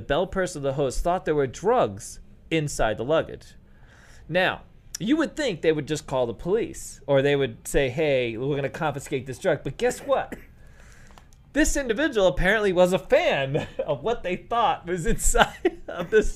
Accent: New York City, New York, United States; When I was a kid, I grew up in New York City.

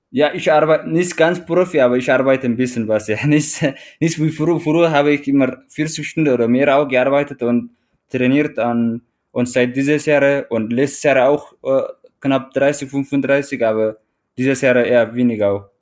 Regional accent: Eritrea; German is a second language; also born or lived in Teisendorf, Bavaria, Germany; now in Traunstein, Germany

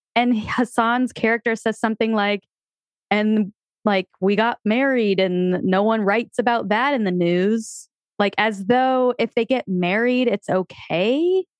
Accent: Connecticut, United States; Growing up in Connecticut

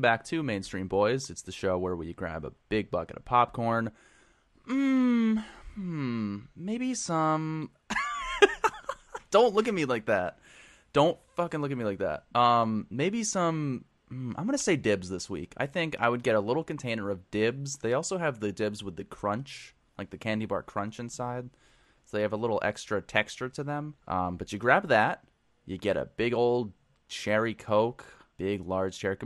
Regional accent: New England, United States; growing up in New England

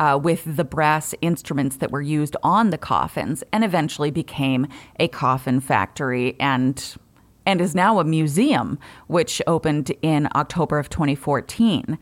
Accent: New England, United States; I'm from New England

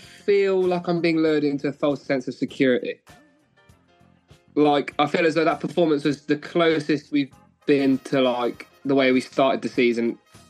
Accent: Bury St Edmunds, East of England, United Kingdom; I'm from Bury St. Edmunds.

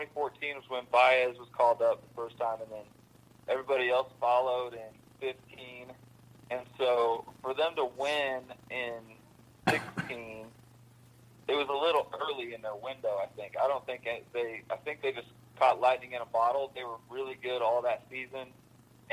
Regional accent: Illinois, United States; I grew up in Illinois.

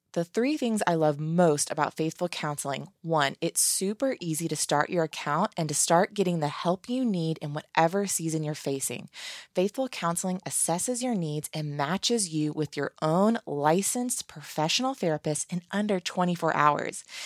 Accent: Virginia, United States; I'm from Virginia

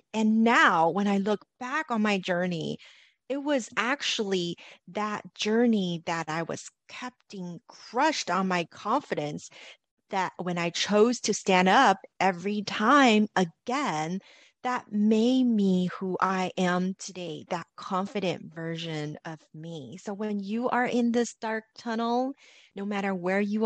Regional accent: Los Angeles, California, United States; Growing up in Los Angeles

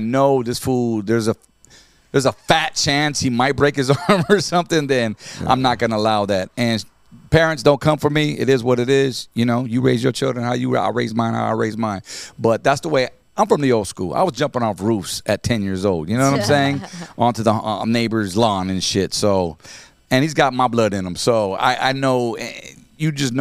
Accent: Santa Ana, California, United States; I grew up right there in Santa Ana

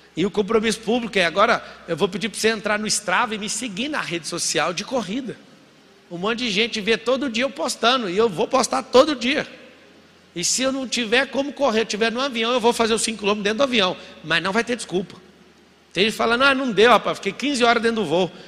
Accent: Goiânia, Goiás, Brazil; morava em Goiás, sou de Goiânia, nascido em Goiânia

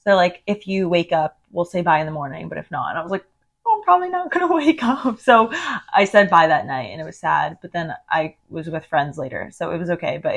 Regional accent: Miami, Florida, United States; also born or lived in Indiana; I've obviously lived in Miami my whole life

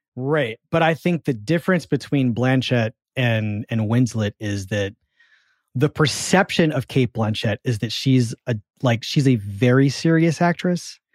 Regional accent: Philadelphia, Pennsylvania, United States; accent: Philadelphia; I'm from Philadelphia

